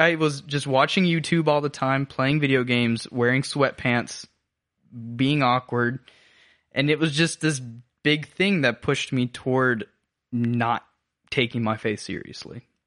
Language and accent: English; Habersham County, North Georgia, United States; now in Augusta, United States; I grew up in North Georgia, so Habersham County